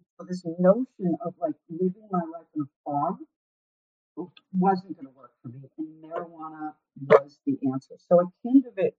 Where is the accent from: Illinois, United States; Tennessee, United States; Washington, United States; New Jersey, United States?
Illinois, United States; I'm from Illinois.